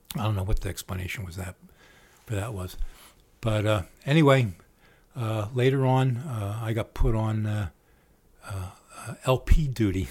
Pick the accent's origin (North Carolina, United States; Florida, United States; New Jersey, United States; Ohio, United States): New Jersey, United States; Trenton; We're all from Tretton